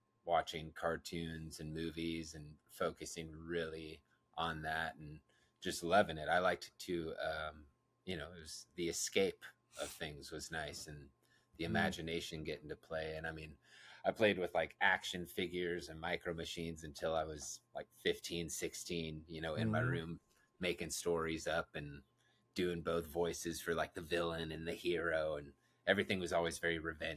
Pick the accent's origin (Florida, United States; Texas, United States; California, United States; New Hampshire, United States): California, United States; Roseville; also born or lived in Citrus Heights, California / Carmichael, California / Auburn, California / Sacramento, California; now in Los Angeles, United States; especially in Roseville, where that's the main area where I grew up in the Sacramento area